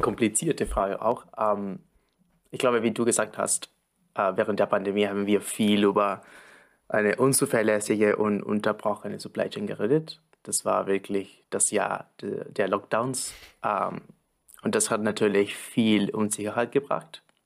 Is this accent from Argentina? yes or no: yes; Argentina; moved away; ich komme aus Argentinien